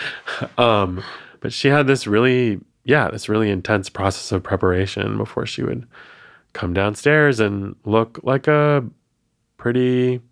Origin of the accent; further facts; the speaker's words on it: Maine, United States; When you are a biracial, Asian American queer growing up in Maine, which is the whitest, I think it's still the whitest state